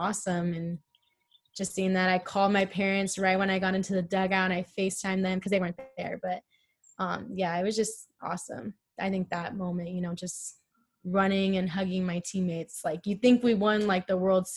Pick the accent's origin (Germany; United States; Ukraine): United States; California; also born or lived in Arizona; I'm from California